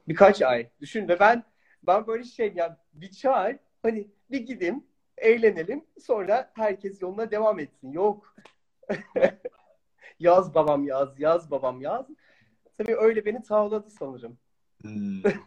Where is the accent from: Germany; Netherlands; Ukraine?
Netherlands; ben Hollanda'da doğuyorum